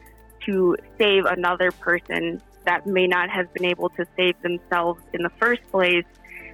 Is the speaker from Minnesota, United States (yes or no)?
yes; Ortonville, Minnesota, United States; I attended high school in Ortonville, Minnesota, and then I moved upon graduating.